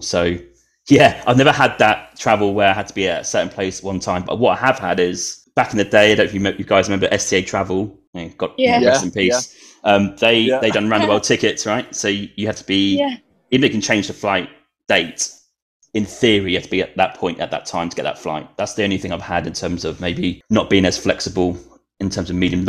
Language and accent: English; Norwich, East of England, United Kingdom; moved away as an adult; also born or lived in London, United Kingdom; now in Canada; So very working class parents, it would be, put it at best, next county, right? I'm from Norwich, so Lincolnshire, maybe up, occasionally down to Cornwall, but very, very limited. And there's no interest in travel, really, until maybe when I started to live out here in Canada